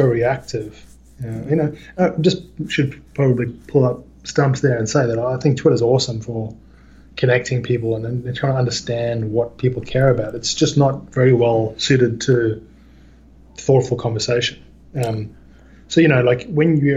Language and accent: English; South Africa; now in Australia; I grew up in South Africa at the height of the apartheid era